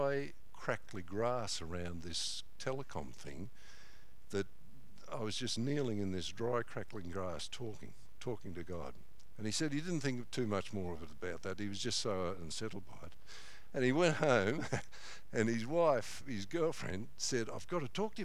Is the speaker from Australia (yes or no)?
yes; Corryong, Victoria, Australia; now in Mount Clear, Australia; he was in our church in Corryong for a while